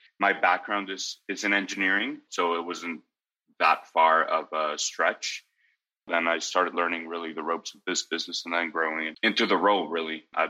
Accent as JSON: {"language": "English", "country": "Mexico", "tie": "born or raised there", "also_born_or_lived": "United States / Italy", "said": "I was brought up mostly in Mexico, pieces of my life in the U.S. and pieces of my life in Italy. My dad's Italian, and so we traveled around, but we were a very united nuclear family."}